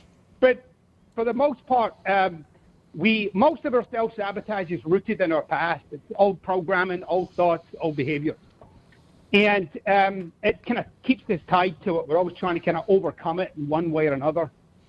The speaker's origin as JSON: {"language": "English", "town": "Glasgow", "region": "Scotland", "country": "United Kingdom", "said": "Yeah, I'm from Glasgow. I never liked Ayrshire. The people are weird."}